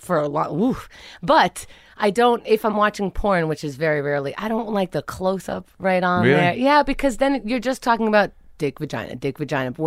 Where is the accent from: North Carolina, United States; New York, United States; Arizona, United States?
New York, United States; first language Hebrew; also born or lived in Israel; I was born in Israel. I moved to Queens when I was 4, and my parents spoke to me in Hebrew